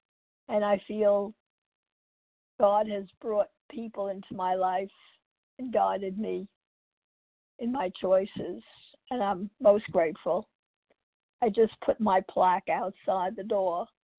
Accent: New York, United States; also born or lived in California; now in Texas, United States; I'm from New York, California, and now I live in Texas.

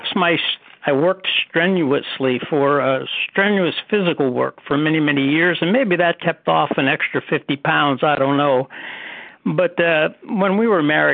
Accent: Pittsburgh, Pennsylvania, United States; now in Cary, United States; I was born in Pittsburgh, so I have a relationship to Pennsylvania

